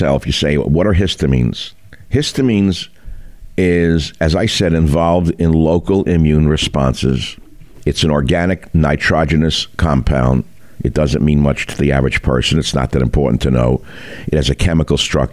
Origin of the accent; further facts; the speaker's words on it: San Francisco, California, United States; my hometown